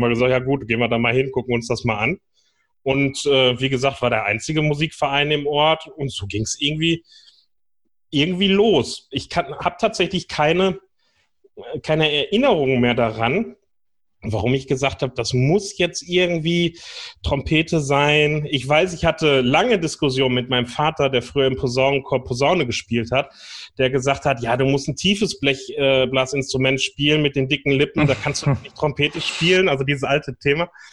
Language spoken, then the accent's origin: German; North Rhine-Westphalia, Germany; Ich bin im Fanfarenzug groß geworden bei uns äh, am Niederrhein.